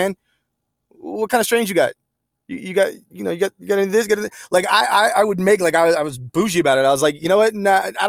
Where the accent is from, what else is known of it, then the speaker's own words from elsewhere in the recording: Pine Hills, Florida, United States; moved away as an adult; also born or lived in Washington; I'm from Pine Hills. I got family in Geneva.